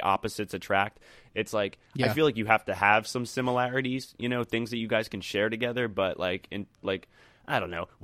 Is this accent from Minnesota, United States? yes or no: no; Philadelphia, Pennsylvania, United States; now in Florida, United States; I'm not Florida born. I'm from Philadelphia